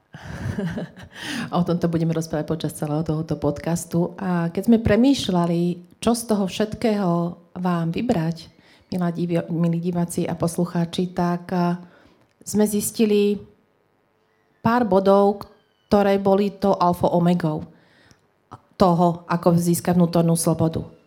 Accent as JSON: {"language": "Slovak", "town": "Trenčín", "region": "Trenčín Region", "country": "Slovakia", "said": "my sme z Trenčina"}